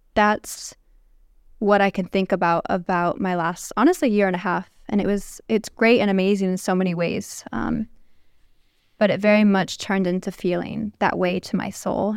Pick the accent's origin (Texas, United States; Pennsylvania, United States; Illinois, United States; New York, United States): Illinois, United States; Chicago; also born or lived in California; now in Saudi Arabia; I grew up in Chicago